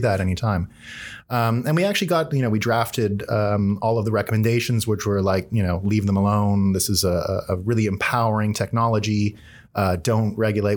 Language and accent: English; Canada; I'm Canadian